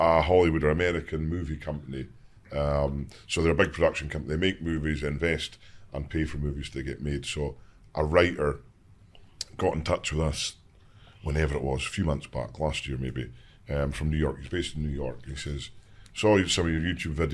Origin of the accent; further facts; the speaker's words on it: Invergordon, Scotland, United Kingdom; growing up in the Highlands